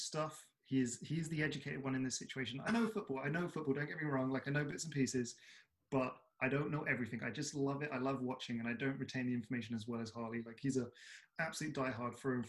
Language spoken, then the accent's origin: English; London, United Kingdom; I grew up in South London